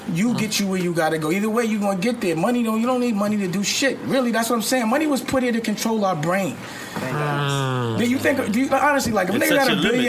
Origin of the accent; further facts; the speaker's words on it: New York City, New York, United States; I'm from Lenox